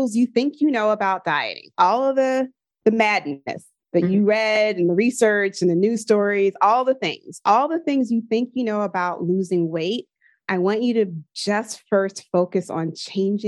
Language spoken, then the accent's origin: English; Philadelphia, Pennsylvania, United States; I'm from Philadelphia, and I would like see on Kelly Drive the runners outside